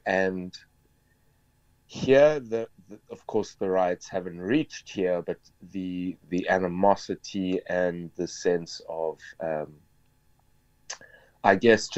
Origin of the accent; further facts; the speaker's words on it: South Africa; now in France; and also just being a South African and a person of, she happens to be a black African, so to be someone of a minority in France already